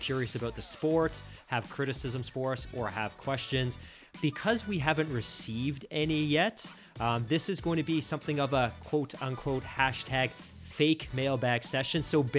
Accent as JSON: {"language": "English", "country": "Canada", "said": "as Canadian fans"}